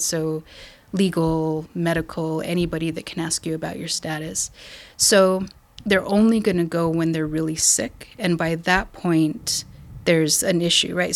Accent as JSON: {"language": "English", "town": "Española", "region": "New Mexico", "country": "United States", "tie": "born or raised there", "said": "I'm from New Mexico. I grew up in a little town called Española."}